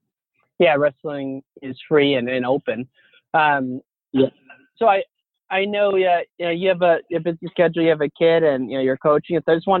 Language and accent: English; Illinois, United States; growing up in Illinois like we did